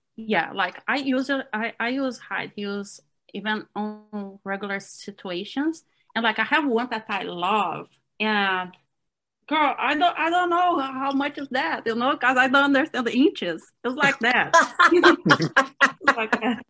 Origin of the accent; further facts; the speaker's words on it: Brazil; English is a second language; moved away as an adult; also born or lived in Cleveland; now in Florida, United States; directly from Florida right now, but I'm from Brazil.